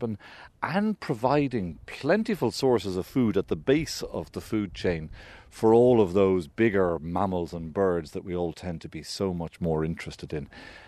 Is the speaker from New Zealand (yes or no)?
no; County Kildare, Ireland; I grew up in Kildare